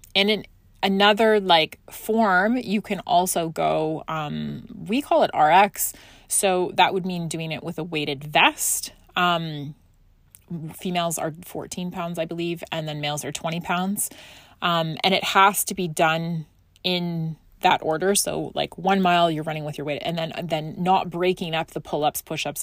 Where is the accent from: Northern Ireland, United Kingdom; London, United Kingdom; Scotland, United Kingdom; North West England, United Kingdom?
Scotland, United Kingdom; moved away; I grew up in Scotland and I had to go back there for personal reason